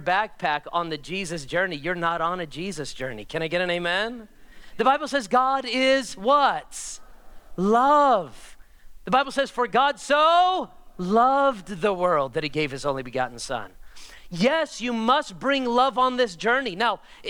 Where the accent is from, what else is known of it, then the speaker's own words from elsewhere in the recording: United States; me as an American